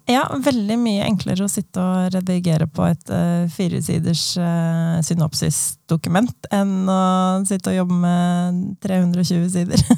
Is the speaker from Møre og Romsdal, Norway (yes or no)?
no; Asker, Akershus, Norway; Jeg er en tobarnsmor fra Asker